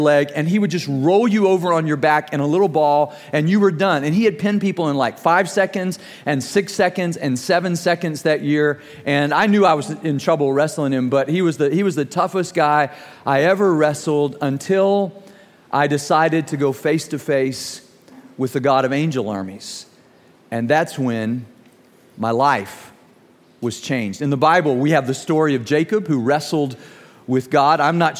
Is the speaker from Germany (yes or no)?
yes; Germany; I was growing up in Germany, and my team won the championship that year that I wrestled